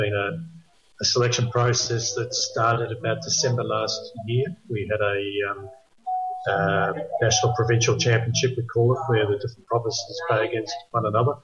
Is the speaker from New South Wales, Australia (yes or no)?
no; Melbourne, Victoria, Australia; moved away as an adult; also born or lived in South Island, New Zealand; now in New Zealand; I was born and bred in Melbourne.